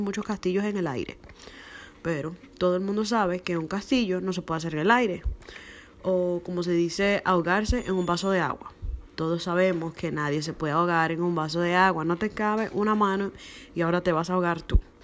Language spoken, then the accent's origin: Spanish; Dominican Republic; en mi país, que es la República Dominicana, se usa mucho la palabra chapa